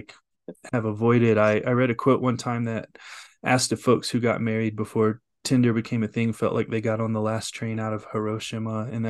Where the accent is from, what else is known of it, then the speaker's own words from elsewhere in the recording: North Carolina, United States; now in Colorado, United States; I grew up in North Carolina